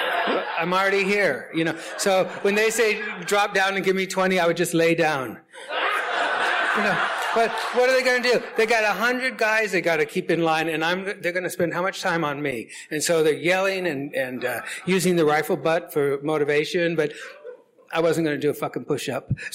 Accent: Lawton, Oklahoma, United States; also born or lived in Denver, Colorado; now in San Francisco, United States; I was born in Denver, but I was raised in Lawton, Fort Sill, Oklahoma.

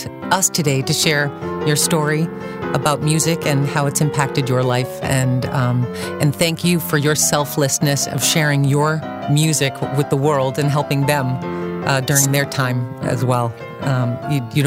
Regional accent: Boston, Massachusetts, United States; I'm from Boston as well

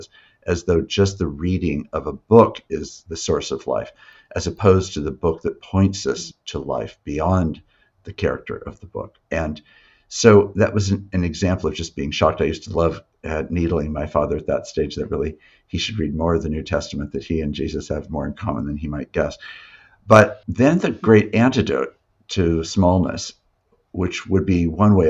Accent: Yakima, Washington, United States; I was raised in Yakima

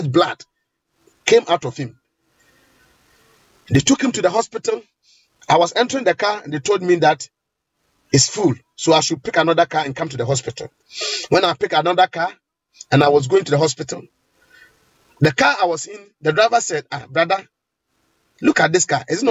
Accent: Ghana; in Ghana here, especially in my hometown

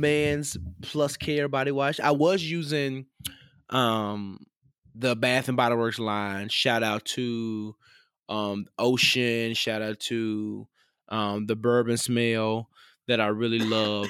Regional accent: the South, United States; I grew up in the South

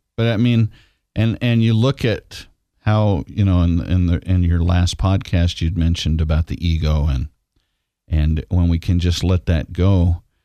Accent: Washington, United States; this island I grew up on in Washington state

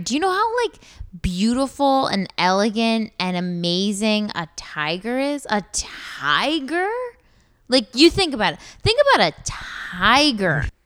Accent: Columbus, Ohio, United States; I'm from Columbus

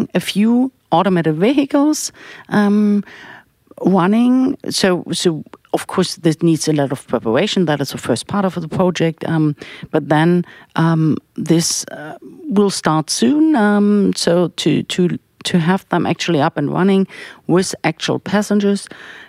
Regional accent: Berlin, Germany; I grew up in Berlin

